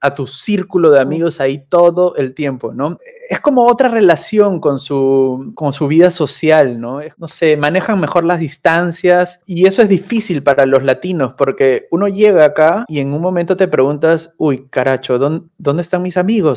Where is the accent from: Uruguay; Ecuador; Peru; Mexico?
Peru; moved away as an adult; also born or lived in Argentina / Colombia; now in Cologne, Germany; Yo me siento muy peruano